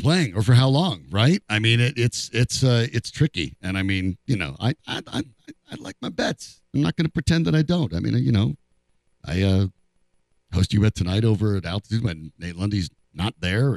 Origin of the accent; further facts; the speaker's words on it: Colorado, United States; I'm born and raised in Colorado.